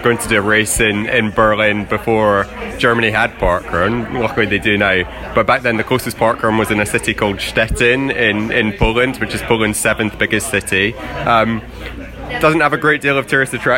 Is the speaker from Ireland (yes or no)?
no; London, United Kingdom; also born or lived in Aberdeen; I'm also from London